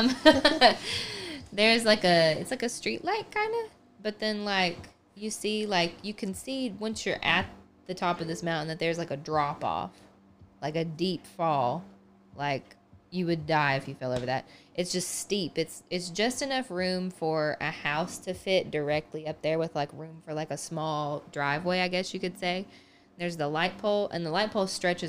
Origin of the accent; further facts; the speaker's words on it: the South, United States; I am from the South